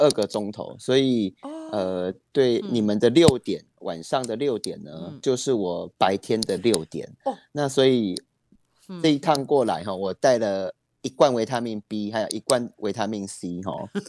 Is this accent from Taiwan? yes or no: yes; Taiwan; 因为咱都是台湾人。